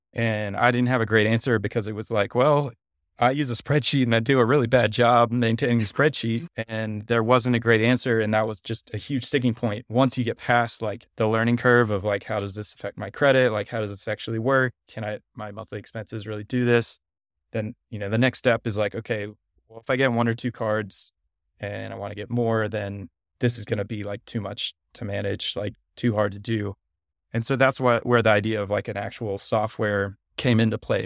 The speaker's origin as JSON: {"language": "English", "town": "Nashville", "region": "Tennessee", "country": "United States", "tie": "born or raised there", "also_born_or_lived": "Cincinnati, Ohio", "said": "I grew up born in Cincinnati, but moved to Nashville, Tennessee when I was little and grew up in the South"}